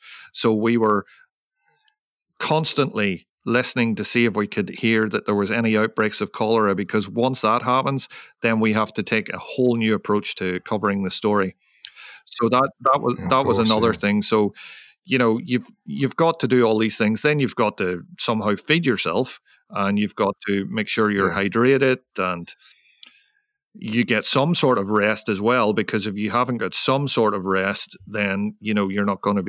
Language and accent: English; Ireland; because, you know, I'm from Ireland, and working in this tropical or subtropical environment in monsoon season is very tough on you.